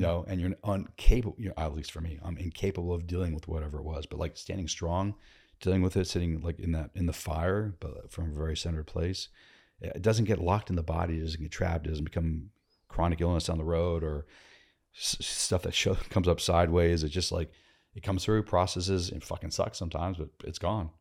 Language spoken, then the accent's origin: English; Northern Virginia, United States; Born and raised in Virginia, Northern Virginia, D C